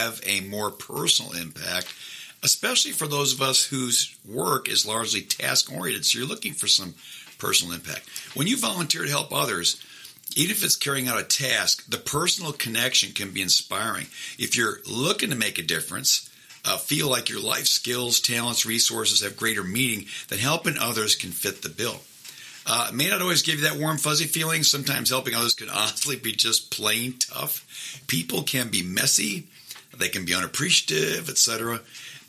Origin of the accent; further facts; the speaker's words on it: Midwest, United States; moved away as an adult; now in Augusta, United States; I'm originally from the Midwest